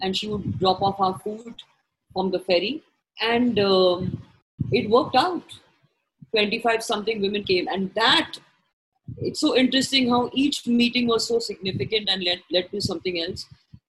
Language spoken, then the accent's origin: English; Mumbai, Maharashtra, India; We are people from Bombay, on the beach, feeling this euphoria of being in each other's company and eating good food and talking.